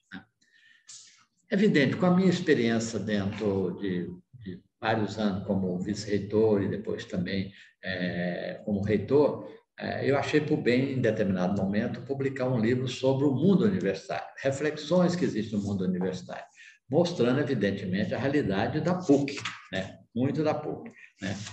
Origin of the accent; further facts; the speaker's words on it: Pirenópolis, Goiás, Brazil; sobre a minha região, o lugar onde eu nasci, que é a cidade de Pirenópolis, é a segunda cidade mais velha do estado de Goiás